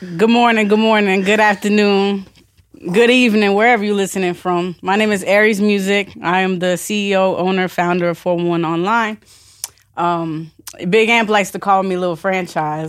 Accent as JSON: {"language": "English", "town": "Vero Beach", "region": "Florida", "country": "United States", "also_born_or_lived": "Orlando / California / North Carolina / Virginia", "moved": "yes", "said": "Originally from Vero Beach, um, but I've traveled all over the country."}